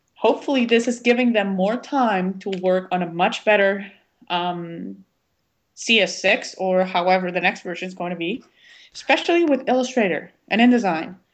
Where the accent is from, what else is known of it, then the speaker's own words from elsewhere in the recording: Guatemala City, Guatemala Department, Guatemala; I have a little bit of an accent. I was born and raised in Guatemala City.